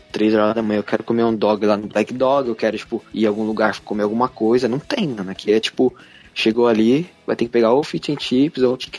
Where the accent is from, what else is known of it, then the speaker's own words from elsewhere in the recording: São Paulo, Brazil; Eu sou de São Paulo, capital